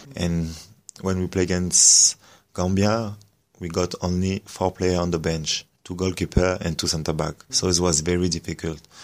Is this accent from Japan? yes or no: no; France; English is a second language; I grew up in France